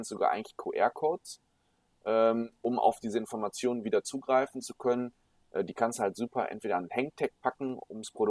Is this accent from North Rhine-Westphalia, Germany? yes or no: yes; Düsseldorf, North Rhine-Westphalia, Germany; aufgewachsen, irgendwie die Stadt super lieb geworden und äh, bin hier mega gerne